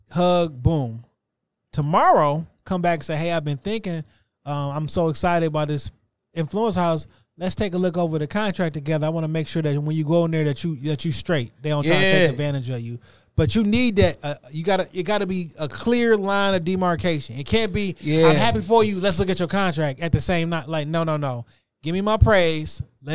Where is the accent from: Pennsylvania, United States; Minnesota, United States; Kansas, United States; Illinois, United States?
Pennsylvania, United States; Philadelphia; And I'm from West Philly.